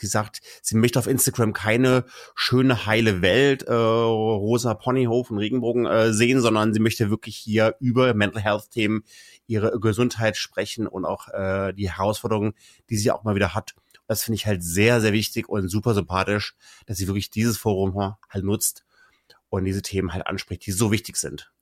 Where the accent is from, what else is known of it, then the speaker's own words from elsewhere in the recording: Kassel, Hesse, Germany; also born or lived in Munich; in meine Heimatregion Kassel